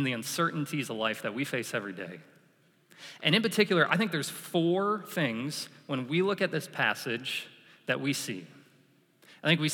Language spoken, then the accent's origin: English; New York, United States; moved away as an adult; growing up in New York